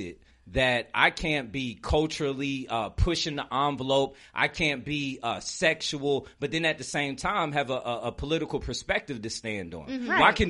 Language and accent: English; New Jersey, United States; I'm from Jersey